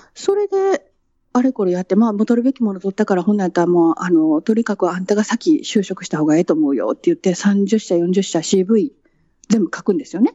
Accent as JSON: {"language": "Japanese", "country": "Japan", "tie": "born or raised there", "moved": "as an adult", "lives_now": "London, United Kingdom"}